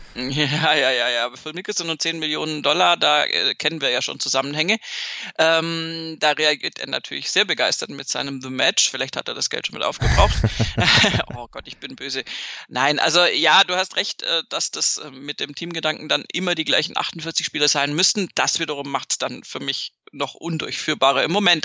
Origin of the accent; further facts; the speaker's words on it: Munich, Bavaria, Germany; viel südlicher als da, wo ich herkomme, geht in Deutschland tatsächlich nicht